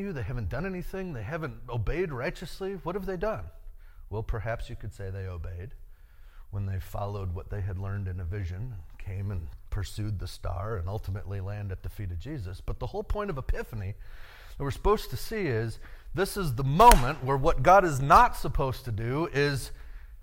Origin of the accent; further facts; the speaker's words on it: United States; As an American male